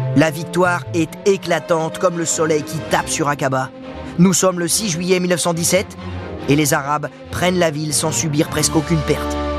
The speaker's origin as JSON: {"language": "French", "country": "France", "said": "chez nous, à Dinard plus exactement."}